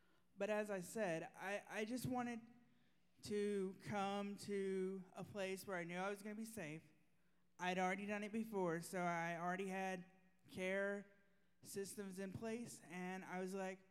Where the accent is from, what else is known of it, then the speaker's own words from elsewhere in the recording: Mississippi, United States; moved away as an adult; now in Florida, United States; I'm from Mississippi. I've been in church my whole life